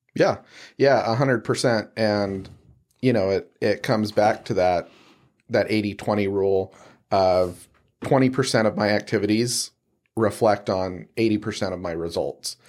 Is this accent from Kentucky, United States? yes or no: no; Salt Lake City, Utah, United States; I'm from Salt Lake City, um, you know, born and raised